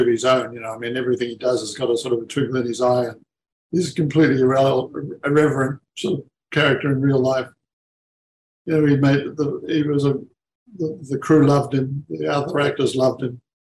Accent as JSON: {"language": "English", "country": "Australia", "said": "being as an Aussie"}